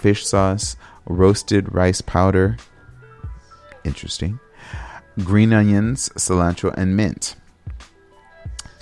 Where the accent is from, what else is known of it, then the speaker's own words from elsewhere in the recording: United States; I'm an American